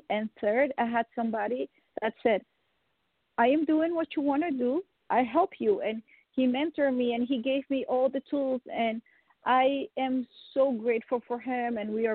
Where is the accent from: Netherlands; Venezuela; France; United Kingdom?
Netherlands; first language Dutch; English is a second language; moved away; also born or lived in Colombia; I was born in Colombia, and I grew up with my mother, my stepdad, in the Netherlands